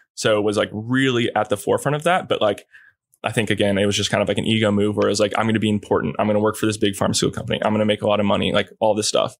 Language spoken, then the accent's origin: English; Kauai, Hawaii, United States; I grew up in Kauai